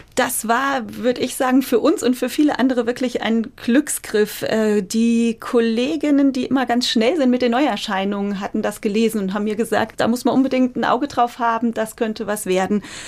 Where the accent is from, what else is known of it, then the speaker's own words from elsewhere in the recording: Oberursel, Hesse, Germany; ich komme aus Oberursel und bin da sehr verwurzelt